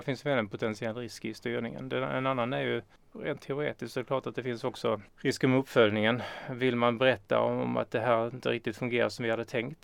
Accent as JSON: {"language": "Swedish", "town": "Norra Åsum", "region": "Skåne", "country": "Sweden", "tie": "born or raised there", "also_born_or_lived": "Lund", "said": "Jag är uppvuxen i Norra Åsum som ligger eh, några kilometer utanför Kristianstad."}